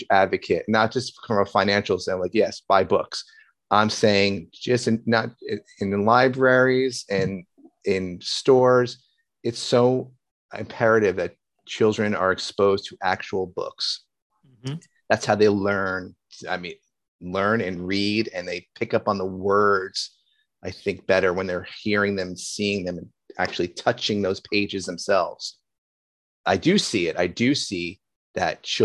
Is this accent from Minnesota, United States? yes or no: no; Union, New Jersey, United States; growing up in Union, we used to have the Union Center was it